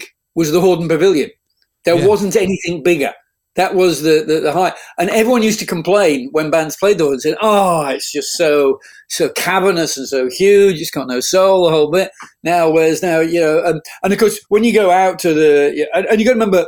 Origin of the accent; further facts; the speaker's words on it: England, United Kingdom; moved away as an adult; now in Sydney, Australia; I was from England and I'd been to America